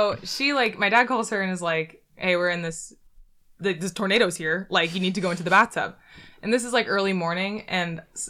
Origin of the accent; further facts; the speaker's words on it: Michigan, United States; I'm from Michigan.